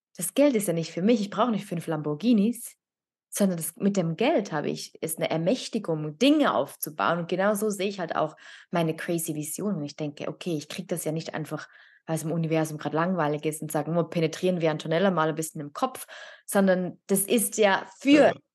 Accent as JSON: {"language": "German", "country": "Italy", "moved": "yes", "lives_now": "Switzerland", "said": "ich als Italienerin"}